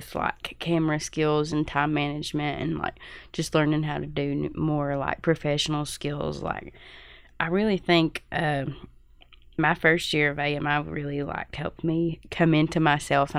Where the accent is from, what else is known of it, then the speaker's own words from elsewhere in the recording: Leslie County, Kentucky, United States; I'm from Leslie County, Kentucky.